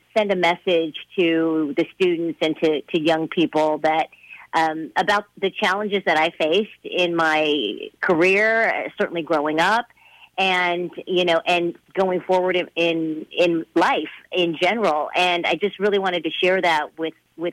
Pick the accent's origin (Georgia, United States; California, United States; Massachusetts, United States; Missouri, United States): California, United States; Fresno; moved away as an adult; also born or lived in Mason City, Iowa / Columbus, Ohio / Seattle; back to Fresno, my hometown.